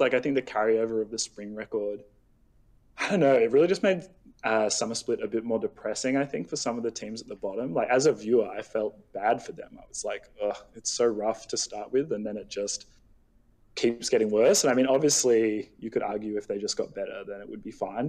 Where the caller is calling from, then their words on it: Sydney, New South Wales, Australia; I'm calling from Sydney, Australia